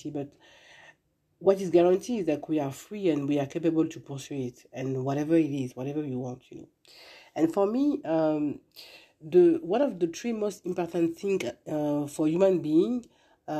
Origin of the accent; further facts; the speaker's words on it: Paris, Île-de-France, France; English is a second language; moved away as an adult; now in United States; I'm living now in US, and I'm coming from France, born in Paris. And when I came here 6 years ago